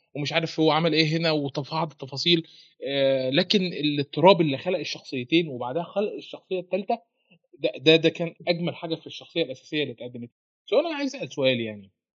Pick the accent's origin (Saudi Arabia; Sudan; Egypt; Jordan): Egypt; هنا في مصر